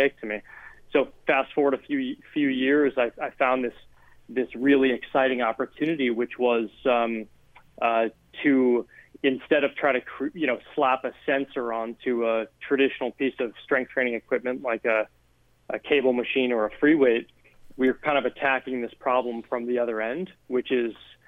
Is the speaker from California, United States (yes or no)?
no; outside of Boston, Massachusetts, United States; I grew up outside of Boston.